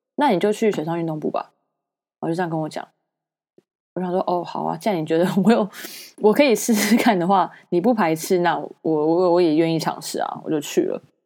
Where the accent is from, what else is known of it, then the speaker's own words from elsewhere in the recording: Taiwan; moved away as an adult; 大家同样来自台湾，就是同样来自同一个国家